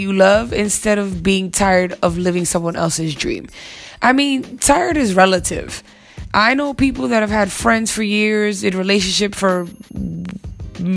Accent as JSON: {"language": "English", "region": "New York", "country": "United States", "said": "as a New Yorker that I am"}